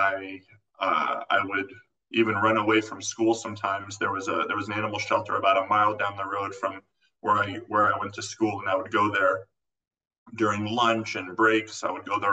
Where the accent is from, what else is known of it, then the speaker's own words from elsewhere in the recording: Florida, United States; moved away as an adult; also born or lived in California; I actually grew up in Florida